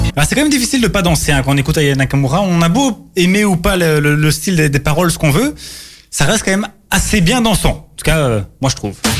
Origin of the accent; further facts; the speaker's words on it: Belgium; chez nous, en Belgique